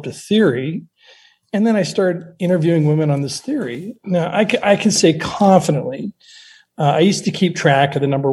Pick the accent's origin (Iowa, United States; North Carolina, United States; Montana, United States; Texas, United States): Montana, United States; moved away; also born or lived in Seattle; I grew up in Montana. I moved to Seattle